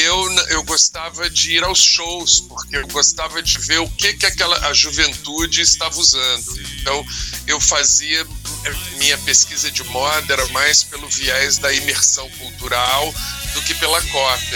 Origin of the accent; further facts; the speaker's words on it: Rio de Janeiro, Brazil; now in São Paulo, Brazil; quando eu era garoto, mas lá no Rio de Janeiro, aqui em São Paulo